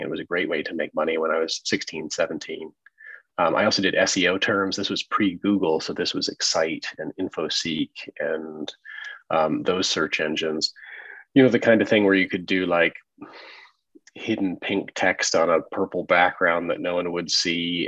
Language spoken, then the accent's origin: English; Evansville, Indiana, United States; I'm from Evansville, Indiana, you know, sort of small town Midwest.